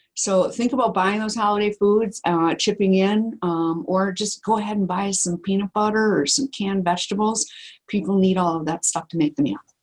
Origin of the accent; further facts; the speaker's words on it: Wisconsin, United States; we're from Wisconsin